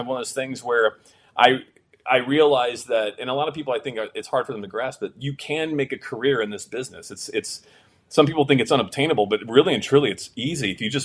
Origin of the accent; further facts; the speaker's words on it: Florida, United States; moved away as an adult; also born or lived in California; now in Los Angeles, United States; born in California, grew up in Florida